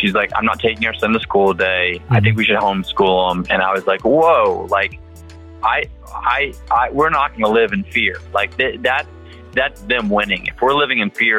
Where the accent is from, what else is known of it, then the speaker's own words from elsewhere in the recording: Texas, United States; I'm from Texas